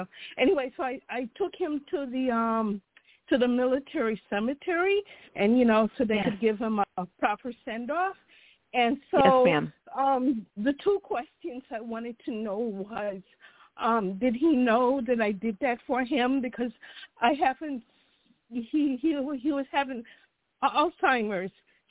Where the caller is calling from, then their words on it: Chicago, Illinois, United States; from Chicago.